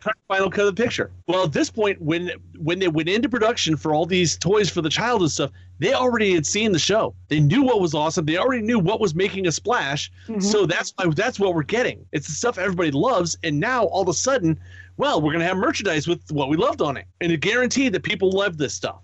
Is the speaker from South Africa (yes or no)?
no; the East, East Coast, United States; growing up in the East, Hasbro and Mattel was like